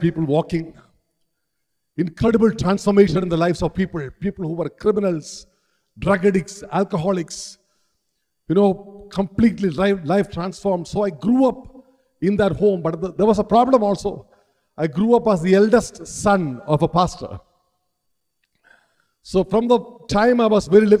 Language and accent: English; Kerala, India; a pastor's eldest son growing up in Kerala